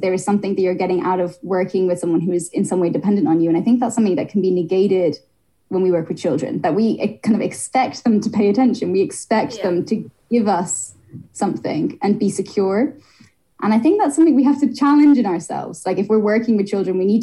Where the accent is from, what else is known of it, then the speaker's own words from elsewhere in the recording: Ireland; moved away; I grew up in Ireland